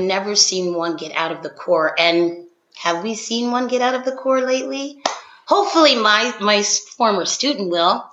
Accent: Philadelphia, Pennsylvania, United States; I'm from Philadelphia

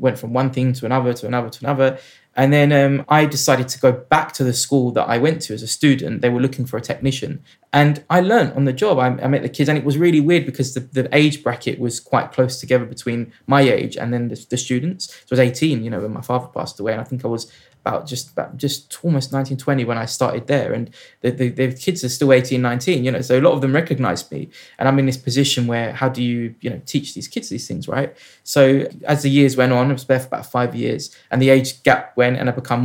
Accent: London, United Kingdom; I grew up in South London

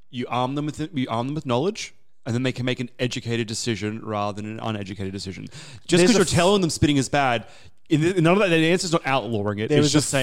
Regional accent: Australia; as an Australian now going to Singapore

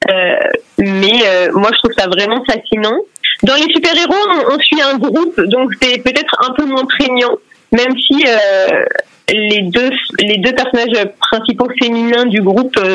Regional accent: Brittany, France; moi je suis bretonne, hein, pour ceux qui ne le savent pas, donc euh, voilà, la Bretagne c'est ma vie.

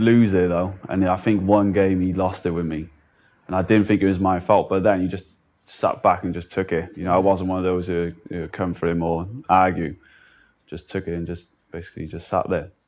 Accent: Cardiff, Wales, United Kingdom; I'm from Cardiff

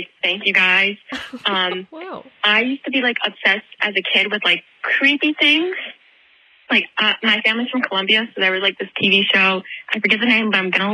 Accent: New Jersey, United States; so I'm from Jersey

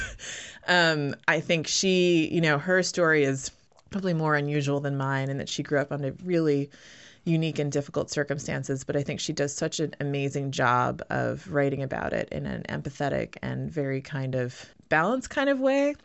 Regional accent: United States; first language English; moved away as an adult; also born or lived in Canada / London / Berlin / Brooklyn; I actually left the U S when I was eighteen.

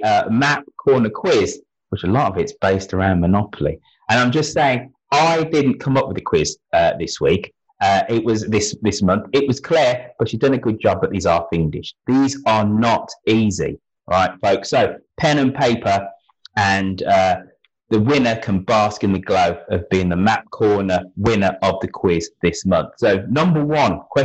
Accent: Birmingham, West Midlands, United Kingdom; my hometown

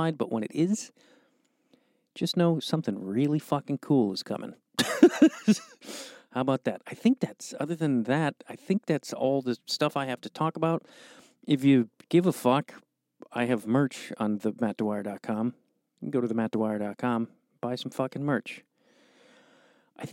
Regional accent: Chicago, Illinois, United States; a guy from Chicago

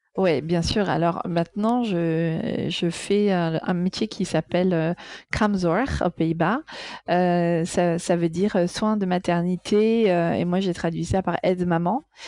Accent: Amsterdam, North Holland, Netherlands; moved away; also born or lived in Paris; j'ai grandi à Amsterdam

